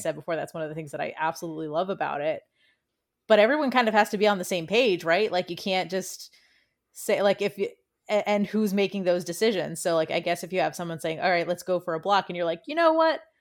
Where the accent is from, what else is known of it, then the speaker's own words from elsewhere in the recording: D.C., Northern Virginia, United States; moved away; also born or lived in Washington, D.C.; was born and raised right outside of the city in, in Northern Virginia